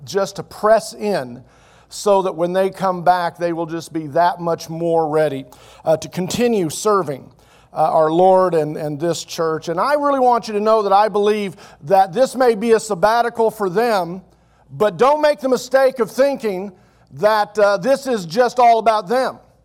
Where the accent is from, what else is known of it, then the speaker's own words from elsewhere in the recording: Oklahoma City, Oklahoma, United States; I grew up in Oklahoma City, otherwise known as West Jerusalem